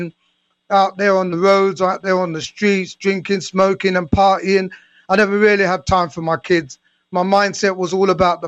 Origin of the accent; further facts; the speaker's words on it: London, United Kingdom; my story stems from growing up in London in the 70s with my mom and dad and five siblings